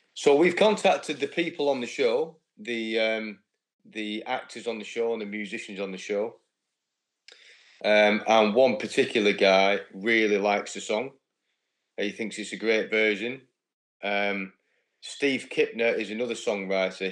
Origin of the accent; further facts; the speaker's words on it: United Kingdom; being British